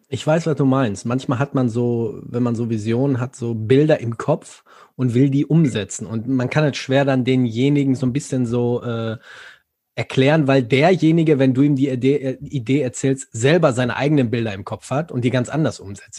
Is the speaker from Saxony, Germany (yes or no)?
no; Ruhr area, North Rhine-Westphalia, Germany; ich komme nicht aus Frankfurt, ich komme hier aus dem Ruhrgebiet